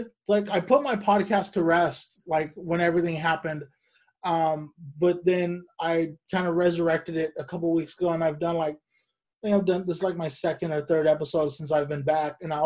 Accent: Bakersfield, California, United States; moved away; I grew up in Bakersfield.

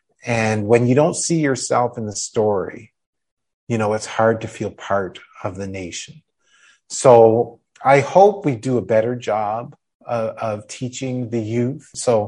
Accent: Dresden, Ontario, Canada; when I grew up here in Dresden

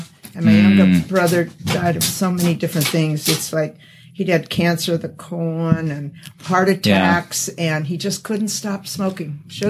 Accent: Sacramento, California, United States; I was born in Sacramento, and then adopted through the welfare of Catholics.

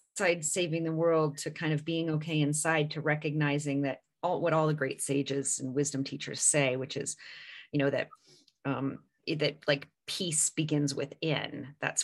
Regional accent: California, United States; I grew up in California

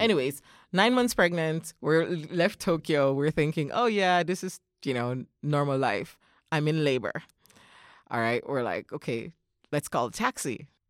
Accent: Jamaica; moved away as an adult; now in Japan; I am a native of Jamaica

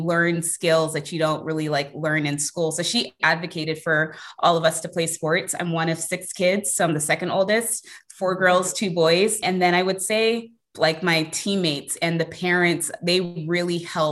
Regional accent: Bay Area, California, United States; I was born and raised in the Bay Area

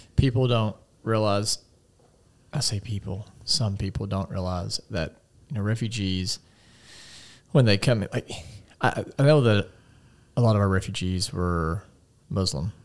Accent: United States; as an American

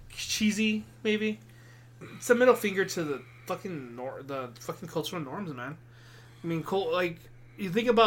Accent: El Paso, Texas, United States; a little Mexican kid growing up in El Paso.

